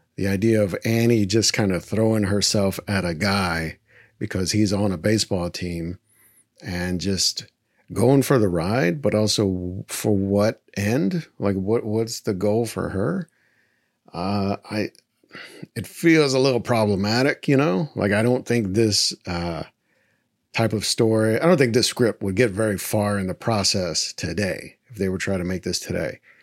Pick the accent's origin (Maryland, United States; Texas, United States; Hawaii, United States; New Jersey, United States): Texas, United States; growing up in Texas